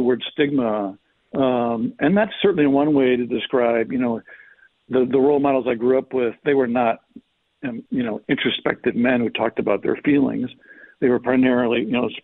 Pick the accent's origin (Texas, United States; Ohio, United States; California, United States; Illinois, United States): Illinois, United States; Chicago; I grew up in Chicago, and my dad didn't go to church